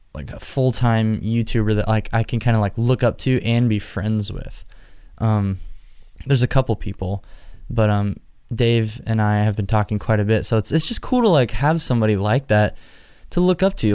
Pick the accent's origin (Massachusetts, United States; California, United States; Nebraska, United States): Nebraska, United States; Omaha, Nebraska, my home state